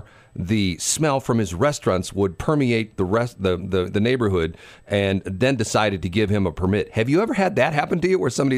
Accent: St. Louis, Missouri, United States; Yeah, we're both from St.

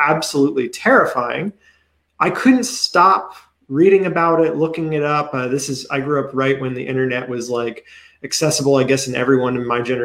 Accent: Pennsylvania, United States; moved away as an adult; now in Maryland, United States; I'm actually from Pennsylvania, so I'm an out-of-stater myself. I just recently moved here.

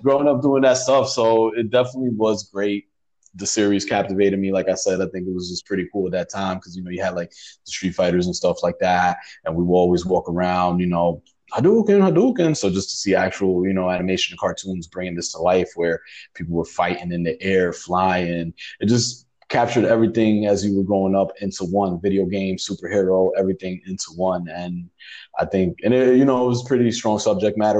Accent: New York City, New York, United States; also born or lived in Puerto Rico; growing up in the Bronx.

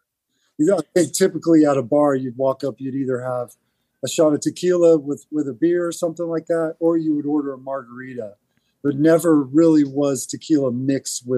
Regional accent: Houston, Texas, United States; growing up in Houston, and like a kid of the 80s

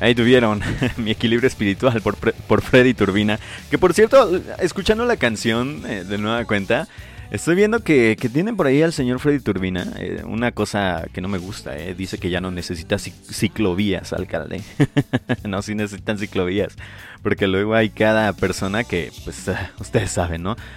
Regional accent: Michoacán, Mexico; del lugar de donde yo soy

